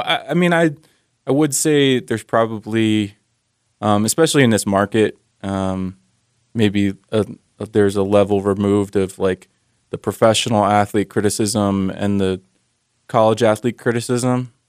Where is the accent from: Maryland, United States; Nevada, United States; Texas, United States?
Maryland, United States; now in Utah, United States; I'm from Maryland originally